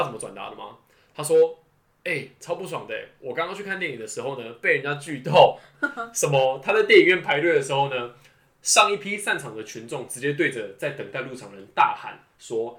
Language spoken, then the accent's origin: Chinese; northern Taiwan, Taiwan; also born or lived in Pingtung; 因为我本身我家里我是北部人嘛，所以基隆对我来说还是在通勤范围之内